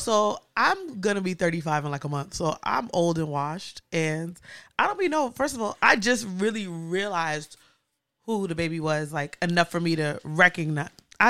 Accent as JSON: {"language": "English", "town": "New York City", "region": "New York", "country": "United States", "tie": "born or raised there", "also_born_or_lived": "Harlem, New York / West Indies (ancestry)", "moved": "as an adult", "lives_now": "Oakland, United States", "said": "I'm from the Bronx, born and raised."}